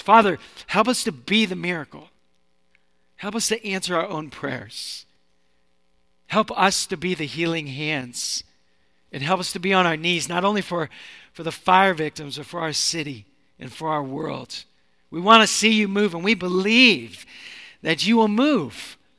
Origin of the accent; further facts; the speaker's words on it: Seattle, Washington, United States; moved away as an adult; also born or lived in Sacramento, California; now in San Francisco, United States; I'm from Seattle